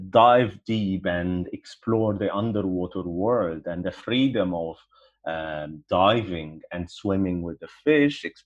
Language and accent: English; Alexandria, Alexandria Governorate, Egypt; growing up in Alexandria, for example, or in Egypt in general